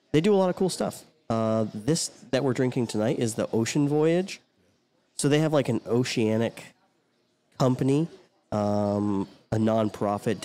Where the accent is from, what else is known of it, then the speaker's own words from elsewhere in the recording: United States; I'm real American